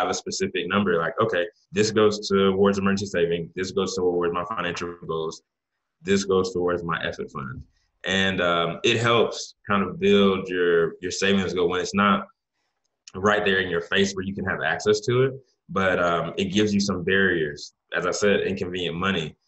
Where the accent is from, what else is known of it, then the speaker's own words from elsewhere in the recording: Jamaica; I'm Jamaican